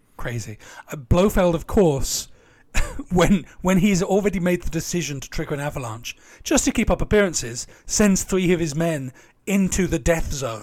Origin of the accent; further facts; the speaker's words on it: near Tunbridge Wells, South East England, United Kingdom; I grew up near Tunbridge Wells.